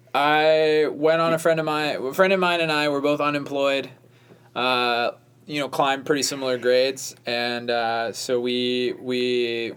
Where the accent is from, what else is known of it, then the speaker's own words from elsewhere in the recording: Rhode Island, United States; moved away; I grew up in Rhode Island